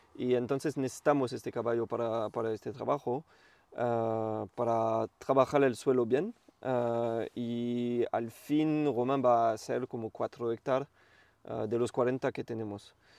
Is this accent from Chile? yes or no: no; Champagne, Grand Est, France; first language French; Spanish is a second language; now in Vingrau, France; soy del norte de Francia, de la región Champagne